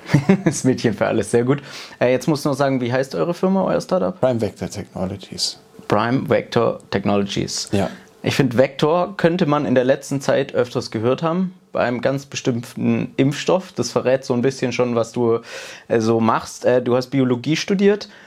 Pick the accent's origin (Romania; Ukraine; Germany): Germany; Hanover, Lower Saxony; now in Tübingen, Germany; 32. Wo kommst du her? Ich, ursprünglich aus Hannover. Wo lebst du jetzt? In Tübingen. Wo hast du studiert? In Tübingen.